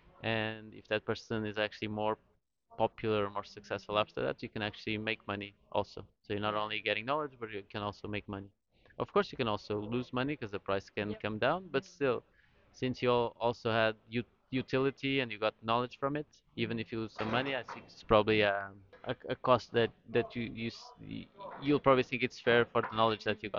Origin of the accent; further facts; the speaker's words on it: Lisbon, Portugal; I'm from Lisbon in Portugal